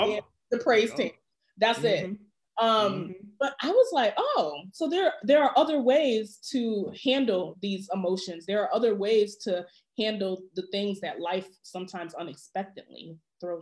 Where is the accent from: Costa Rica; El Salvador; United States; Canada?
United States; Connecticut; when I was a young person growing up in Connecticut